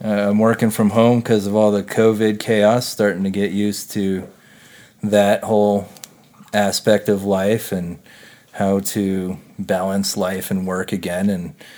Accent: Louisville, Colorado, United States; also born or lived in Boulder, Colorado; I grew up in Louisville, Colorado

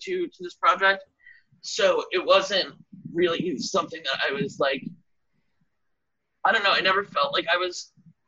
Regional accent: Washington, District of Columbia, United States; moved away; also born or lived in New York City; I grew up in D.C.

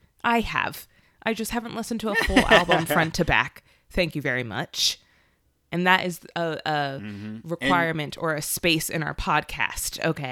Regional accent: Philadelphia, Pennsylvania, United States; from Philadelphia.

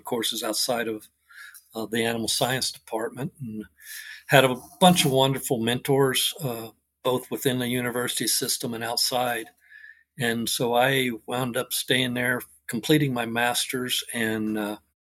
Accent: near Fort Worth, Texas, United States; now in Rush, Colorado, United States; I'm originally grew up in Texas near Fort Worth, small community outside of Fort Worth

